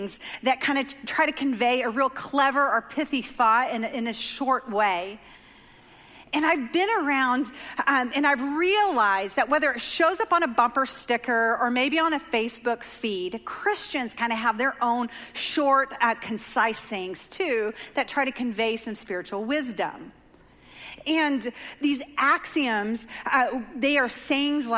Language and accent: English; Dover, Oklahoma, United States; The great destination city of Dover, Oklahoma, population 500, is my hometown. That's where I grew up.